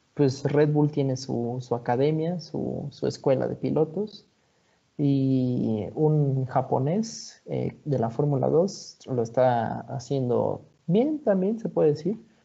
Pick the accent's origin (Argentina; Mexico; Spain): Mexico; siendo mexicano